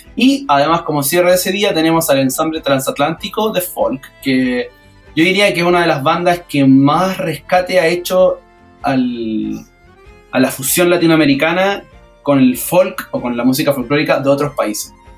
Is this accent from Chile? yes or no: yes; Quilpué, Valparaíso, Chile; moved away; also born or lived in Peña Blanca / La Ligua / Santiago; yo, nací en Quilpué, viví en Peña Blanca, mis abuelos son de Villa Alemana, y, lo más curioso es que yo viví en la Ligua